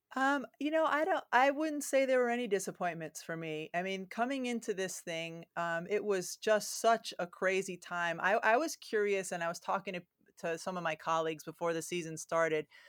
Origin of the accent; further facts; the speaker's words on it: Massachusetts, United States; even though I grew up in Massachusetts